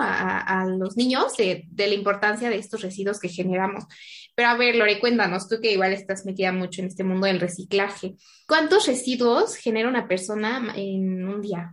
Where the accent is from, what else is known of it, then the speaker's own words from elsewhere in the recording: Pachuca, Hidalgo, Mexico; soy de Pachuca